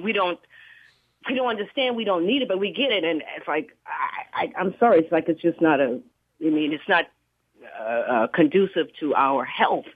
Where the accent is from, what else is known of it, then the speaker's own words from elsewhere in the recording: Charleston, South Carolina, United States; moved away as an adult; now in Bay Area, United States; I live here in California, but I'm from Charleston